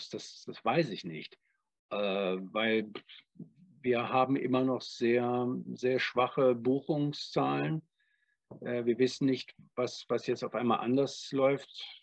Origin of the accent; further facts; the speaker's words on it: Cologne, North Rhine-Westphalia, Germany; now in Freiburg, Germany; Also ich komme ja ursprünglich aus Köln